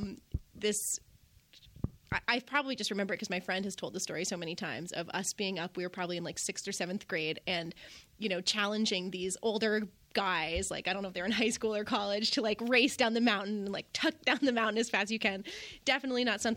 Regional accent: Bolton, Vermont, United States; I grew up right here at Bolton Valley and learned to ski here at Bolton Valley

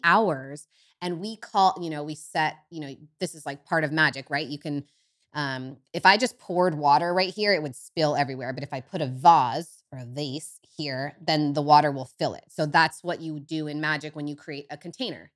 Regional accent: Bayside, California, United States; I grew up in Northern California in Humboldt

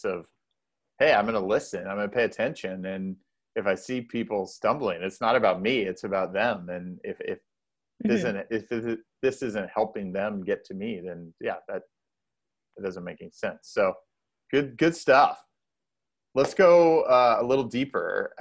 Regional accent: Indiana, United States; I'm from Indiana

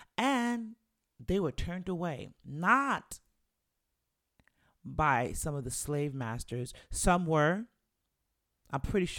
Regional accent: Jamaica; the more proud I am of being black, being Jamaican, and just being the black woman that I am

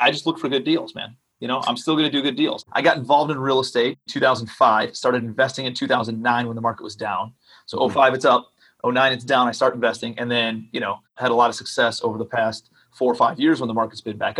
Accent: Cleveland, Ohio, United States; moved away as an adult; also born or lived in New York City / Charleston, South Carolina; I'm from Cleveland, Ohio

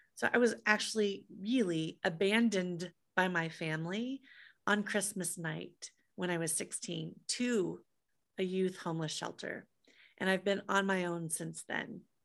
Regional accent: Des Moines, Iowa, United States; moved away; I grew up in Des Moines, Iowa.

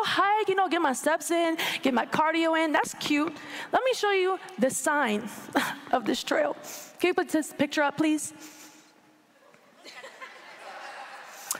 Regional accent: Orlando, Florida, United States; I was born and raised in Orlando, Florida

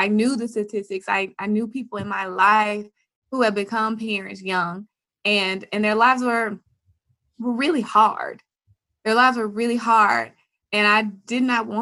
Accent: Jackson, Tennessee, United States; moved away as an adult; also born or lived in Memphis, Tennessee; I moved from Jackson, Tennessee to Memphis, Tennessee to go to college

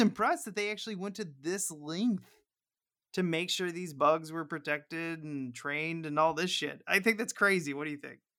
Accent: Missouri, United States; I'm from Missouri

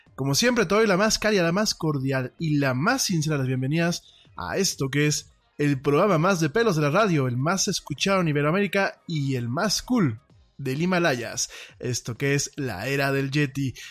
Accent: Mexico

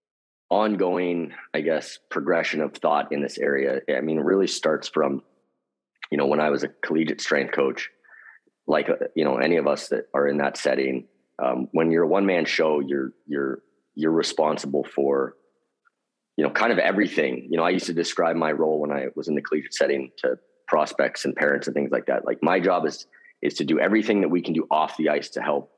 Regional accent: Seattle, Washington, United States; I grew up in Seattle

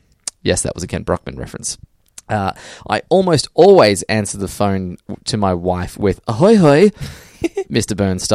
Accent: Australia; But as an Australian

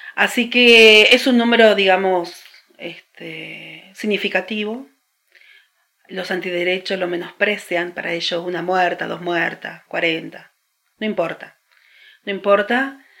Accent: Argentina; especialmente en la Argentina, es laico. Entonces, yo soy hija del Estado laico.

